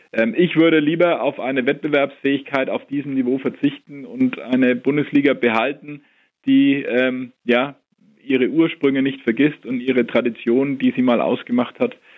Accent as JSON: {"language": "German", "town": "Nuremberg", "region": "Bavaria", "country": "Germany", "tie": "born or raised there", "said": "Ich bin in Nürnberg geboren und aufgewachsen"}